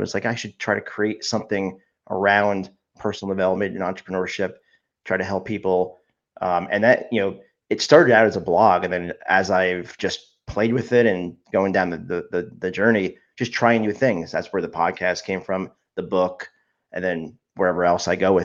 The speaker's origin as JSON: {"language": "English", "region": "New Jersey", "country": "United States", "tie": "born or raised there", "said": "I've lived in New Jersey my whole life, except for when I went to college"}